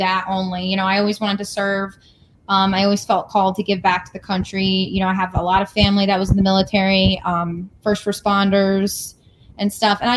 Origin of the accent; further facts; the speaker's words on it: Connecticut, United States; I grew up in Connecticut